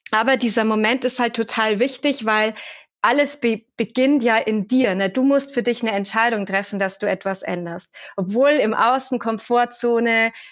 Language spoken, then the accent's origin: German; Regensburg, Bavaria, Germany; Ich bin aufgewachsen in Regensburg und habe dann gestartet bei Siemens ganz klassisch ähm, kaufmännische Ausbildung